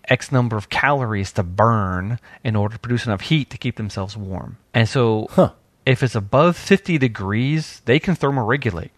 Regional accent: New York, United States; now in Georgia, United States; when I was growing up in New York. But when I came down to Georgia

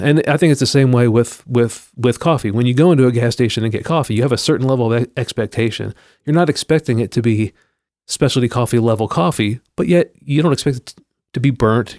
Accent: Pennsylvania, United States; moved away; I grew up in Pennsylvania

